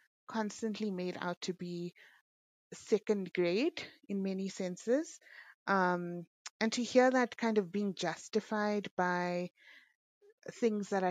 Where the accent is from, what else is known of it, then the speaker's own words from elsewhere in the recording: South Africa; as Muslim people, as South African Indian people